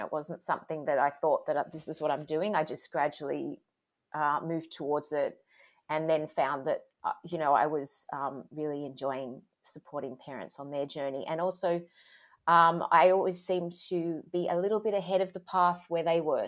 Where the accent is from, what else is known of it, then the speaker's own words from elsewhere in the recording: Sydney, New South Wales, Australia; I grew up in Sydney, Australia.